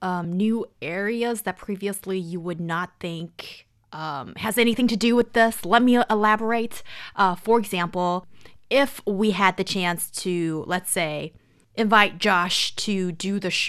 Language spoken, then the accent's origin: English; China; English is a second language; I'm Chinese, I don't love it.